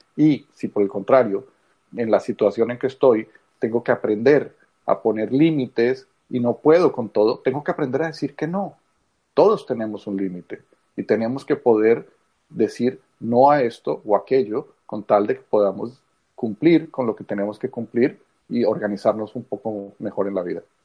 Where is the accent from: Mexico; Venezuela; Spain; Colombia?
Colombia; moved away; soy colombiano. Eh, de origen, muchos años fuera